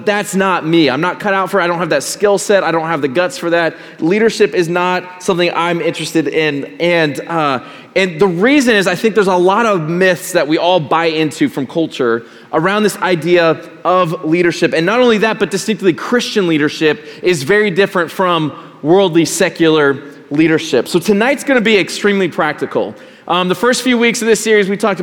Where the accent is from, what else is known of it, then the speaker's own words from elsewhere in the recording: Colorado, United States; Growing up in Colorado, my grandma and my grandpa lived a few hours away